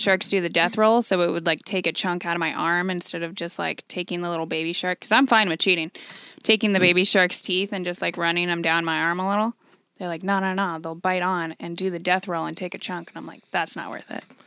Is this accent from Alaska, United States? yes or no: no; San Diego, California, United States; also born or lived in Oceanside; I'm from San Diego